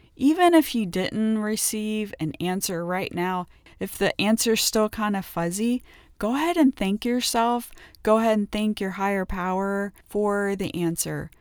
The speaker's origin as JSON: {"language": "English", "area": "outside of Cincinnati", "region": "Ohio", "country": "United States", "tie": "born or raised there", "said": "I grew up twenty miles outside of Cincinnati, Ohio"}